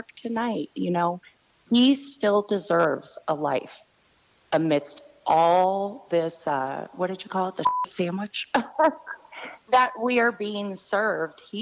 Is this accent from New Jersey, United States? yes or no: no; San Francisco Bay Area, California, United States; moved away as an adult; now in Phoenix, United States; I was born and raised Bay Area